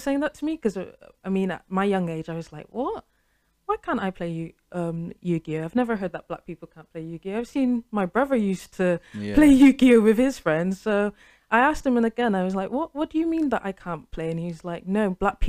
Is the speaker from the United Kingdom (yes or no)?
yes; United Kingdom; I was born here, I've paid my taxes, I've been brought up in the education system, I've been brought up in British culture.